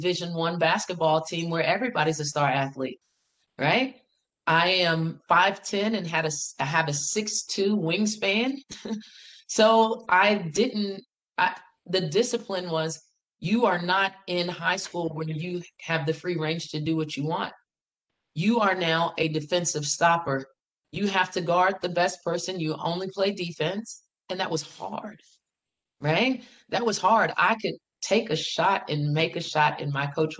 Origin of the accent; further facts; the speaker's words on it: Farmville, Virginia, United States; moved away as an adult; now in Greensboro, United States; I am from Farmville, Virginia. Farmville is in the heart of Virginia. It's in Prince Edward County